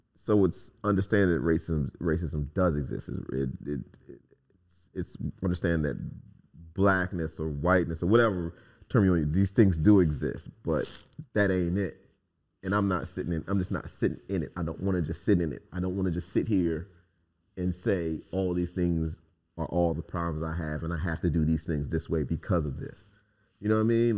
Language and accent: English; United States; I'm an American.